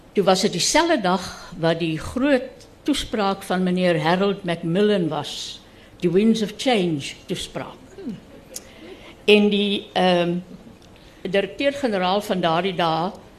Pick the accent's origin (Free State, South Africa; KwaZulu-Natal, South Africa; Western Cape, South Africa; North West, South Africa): Free State, South Africa; Reitz; moved away; Ek was toe 6 jaar oud toe dit uh uitgekom het. En ons is van Ryds af Bethlehem toe